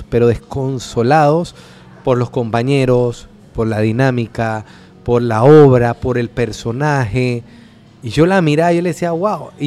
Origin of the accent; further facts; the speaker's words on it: Cerro Viento, Panama; yo vengo de abajo, yo nací en Cerro Viento. viví 30 años en Cerro Viento.